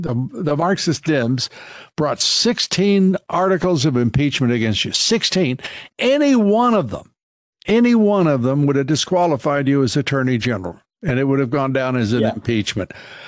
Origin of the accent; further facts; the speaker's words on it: Childress, Texas, United States; I'm a Texan. I was born in Childress, Texas.